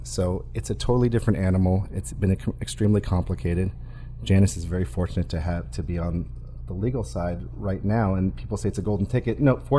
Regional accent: Massachusetts, United States; also born or lived in Florida; now in California, United States; I'm born and raised in Massachusetts. I was living in Florida at the time

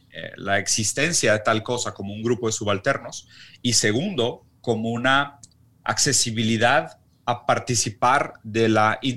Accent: Mexico; also born or lived in Brazil; yo soy brasileño que creció en México

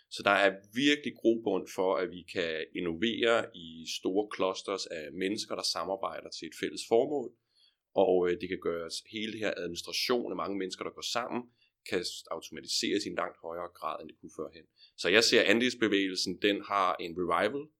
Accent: north of Horsens Fjord, Central Denmark Region, Denmark; now in Copenhagen, Denmark; min fødegård, øh, lidt øh, øh, nord for Horsens Fjord, hvor jeg er opvokset

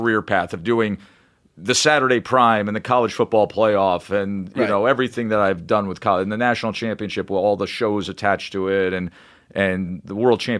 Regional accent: Schenectady, New York, United States; When I was a little kid growing up in Schenectady, New York.

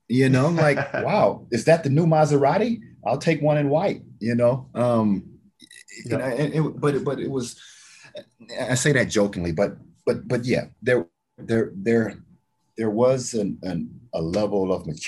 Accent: the South, United States; I'm from the South, so I would, instead of favorite food, can I give you a cuisine?

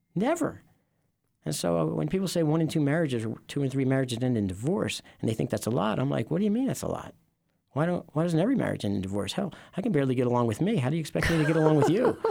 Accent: Philadelphia, Pennsylvania, United States; I grew up in Philadelphia. Okay. Northeast part of Philly.

